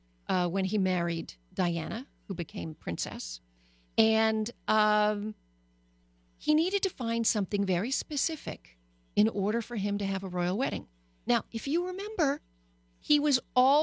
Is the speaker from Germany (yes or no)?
no; Canada; also born or lived in United States; now in Los Angeles, United States; I grew up in Canada